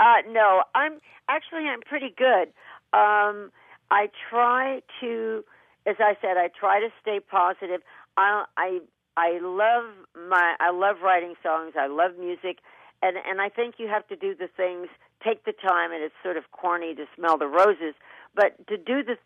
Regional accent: Kentucky, United States; growing up in Kentucky with cornfields and wheat fields

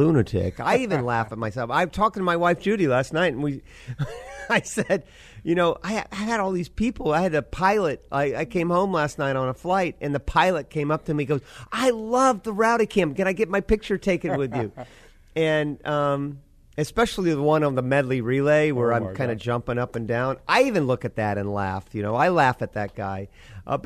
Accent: United States; I am an American

